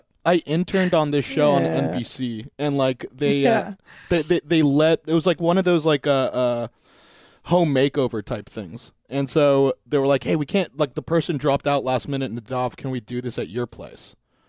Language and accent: English; North Hollywood, California, United States; Because I grew up in North Hollywood. And I remember one time my dog got out and she like they found her in Canyon Country.